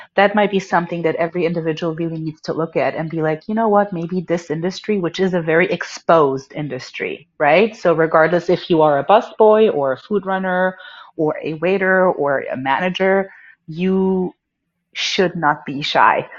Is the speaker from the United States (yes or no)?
no; Germany; moved away; I was born and raised in Germany